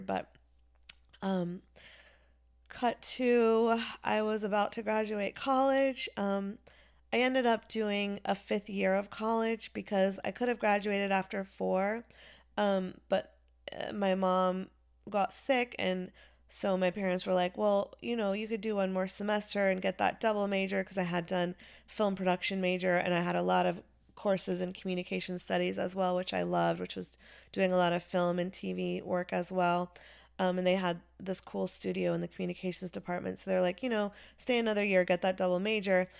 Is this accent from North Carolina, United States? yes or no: yes; Chapel Hill, North Carolina, United States; also born or lived in Wilmington, North Carolina; I grew up in Chapel Hill, North Carolina